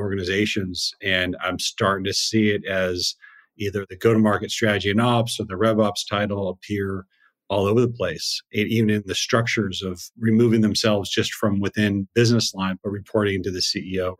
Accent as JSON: {"language": "English", "town": "Seattle", "region": "Washington", "country": "United States", "tie": "born or raised there", "said": "I grew up in Seattle"}